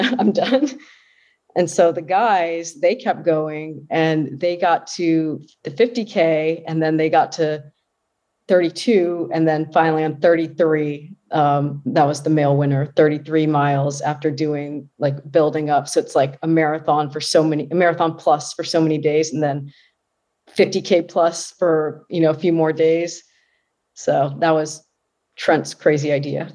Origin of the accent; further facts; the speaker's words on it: Fairfax, Virginia, United States; I was born and raised in Fairfax, Virginia, which is a suburb just outside of Washington, D C